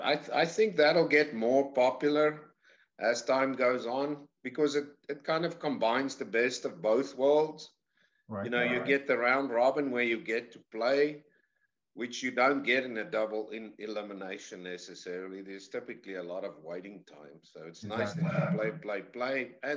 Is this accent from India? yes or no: no; South Africa; moved away as an adult; now in United States; I say I'm from the deep south. I'm from South Africa originally.